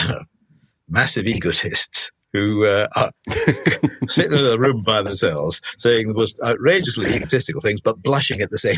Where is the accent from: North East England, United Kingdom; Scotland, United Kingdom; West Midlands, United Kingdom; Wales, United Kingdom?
Scotland, United Kingdom; Glasgow; being Scottish and being Glasgow